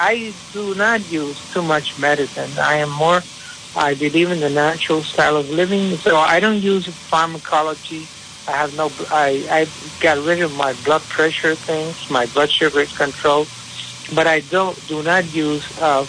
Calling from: San Juan, Puerto Rico; I am calling from San Juan, Puerto Rico. A little bit warmer over here.

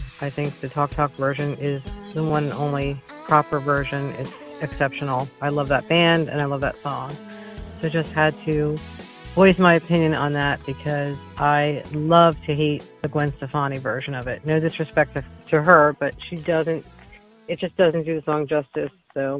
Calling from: Sewell, New Jersey, United States; I'm calling from Sewell, New Jersey, right outside of Philadelphia.

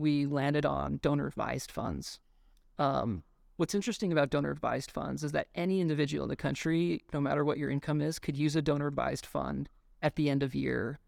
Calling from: Boulder, Colorado, United States; I am calling in from Boulder, Colorado

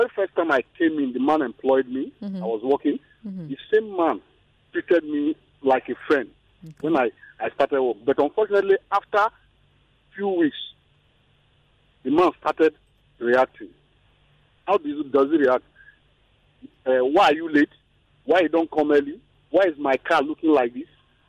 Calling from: Ikeja, Lagos, Nigeria; I'm calling from Ikeja.

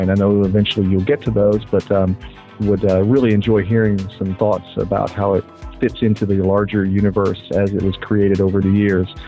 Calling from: Knoxville, Tennessee, United States; I'm from Knoxville, Tennessee, and uh, you've got a great podcast

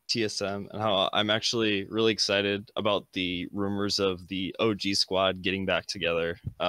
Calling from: Boise, Idaho, United States; Boise, Idaho.

